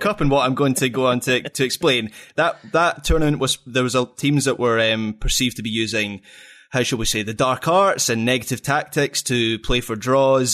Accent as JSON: {"language": "English", "region": "Scotland", "country": "United Kingdom", "said": "I'm Scottish"}